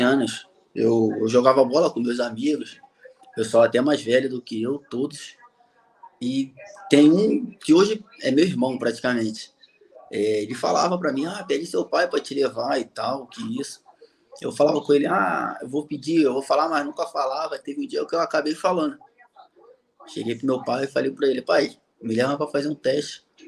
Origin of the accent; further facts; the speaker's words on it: Rio de Janeiro, Brazil; moved away as an adult; also born or lived in South Korea / Honduras; now in Paraguay; eu sou do Rio, sou do Rio de Janeiro